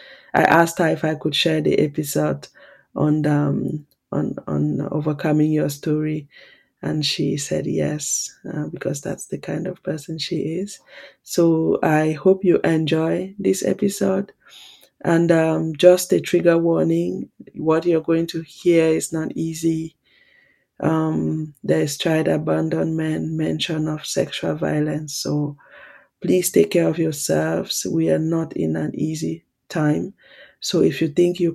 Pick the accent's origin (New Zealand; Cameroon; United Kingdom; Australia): Cameroon; moved away; also born or lived in Switzerland; I was born in Cameroon and I grew up there. And then at one point I moved to Switzerland